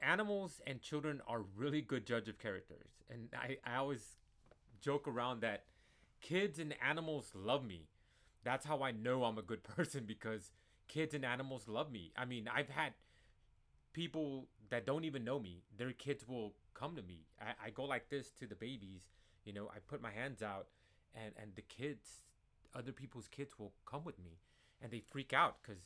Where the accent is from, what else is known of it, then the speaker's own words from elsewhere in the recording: San Antonio, Texas, United States; I am a Chicano from San Antonio, Texas